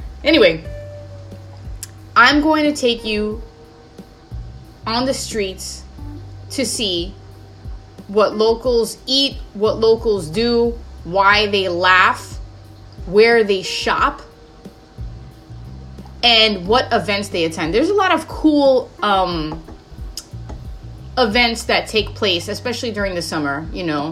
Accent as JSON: {"language": "English", "town": "New York City", "region": "New York", "country": "United States", "tie": "born or raised there", "also_born_or_lived": "Bushwick, Brooklyn", "said": "I was born in Bushwick, Brooklyn. And at that time, it was not the greatest neighborhood. So my parents moved me out when I was like 4 or 5 years old so I can start school in a better area. So they moved me to Middle Village, Queens, kind of suburban. I was raised"}